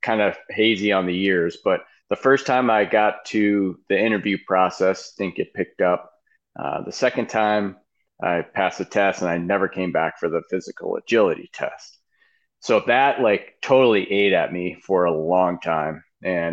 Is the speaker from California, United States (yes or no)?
no; Grand Island, New York, United States; moved away as an adult; now in Phoenix, United States; I grew up in Buffalo, New York, a small town outside of Buffalo, actually called Grand Island, New York